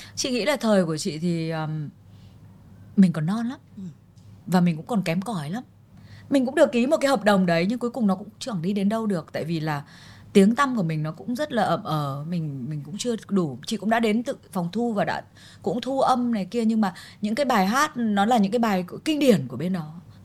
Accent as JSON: {"language": "Vietnamese", "country": "Vietnam", "said": "tâm hồn mình vẫn là người Việt Nam"}